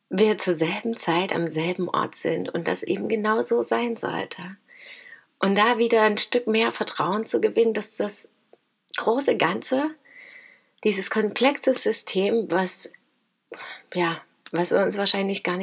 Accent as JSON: {"language": "German", "town": "Dresden", "region": "Saxony", "country": "Germany", "said": "Und ich komme aus Großschirmern, aus Dresden und wir treffen uns da, ja."}